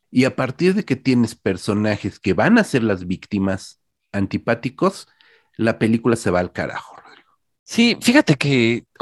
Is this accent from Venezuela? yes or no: no; Uruguay; yo soy uruguayo, yo no entiendo lo que es Texas